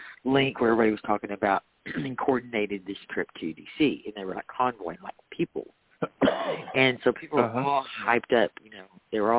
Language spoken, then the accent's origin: English; Waco, Texas, United States; I am from Waco